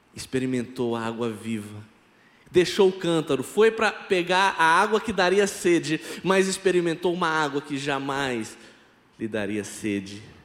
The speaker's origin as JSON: {"language": "Portuguese", "town": "Campinas", "region": "São Paulo", "country": "Brazil", "tie": "born or raised there", "first_language": "Brazilian Sign Language", "second_language": "Portuguese", "moved": "as an adult", "lives_now": "Petrolina, Brazil", "said": "eu sou natural de Campinas, São Paulo, e há mais de 15 anos eu estou morando em Petrolina, Pernambuco"}